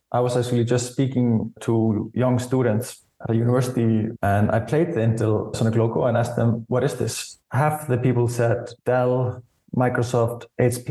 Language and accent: English; Iceland; So I grew up in Iceland, and the first Icelandic rap I was exposed to was actually from a commercial.